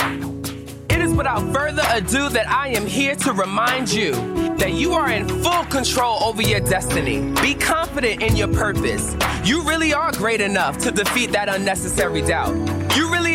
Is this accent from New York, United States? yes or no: yes; New York City, New York, United States; now in Los Angeles, United States; my hometown music hall of Williamsburg, Brooklyn